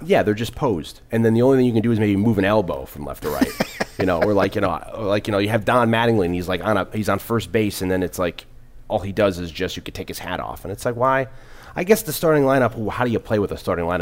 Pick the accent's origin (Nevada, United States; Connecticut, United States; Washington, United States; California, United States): Connecticut, United States; New Haven; moved away; I'm from the New Haven area